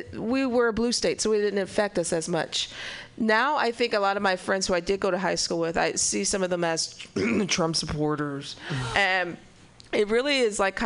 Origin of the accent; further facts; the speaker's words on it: St. Louis, Missouri, United States; moved away; the place where I grew up is St. Louis